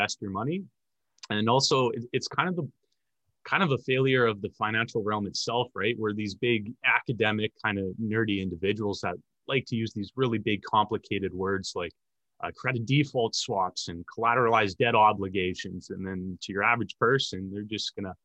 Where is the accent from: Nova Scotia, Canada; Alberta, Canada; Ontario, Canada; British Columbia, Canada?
Alberta, Canada; Edmonton; born and raised in Edmonton, Alberta.